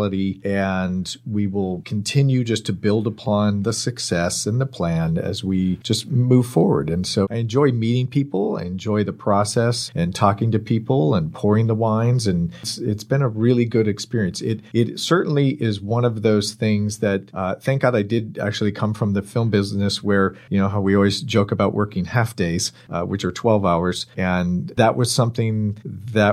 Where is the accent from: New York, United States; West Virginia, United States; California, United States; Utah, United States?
California, United States; Bay Area, Marin and Sonoma County; I grew up in the Bay Area, up in Marin and Sonoma County